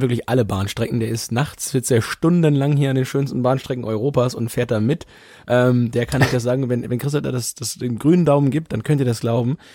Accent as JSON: {"language": "German", "country": "Germany", "said": "bei uns in Deutschland"}